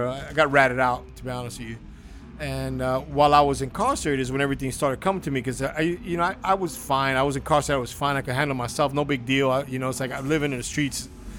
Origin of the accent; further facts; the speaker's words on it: Cuba; moved away; started thinking about my family when we came from Cuba.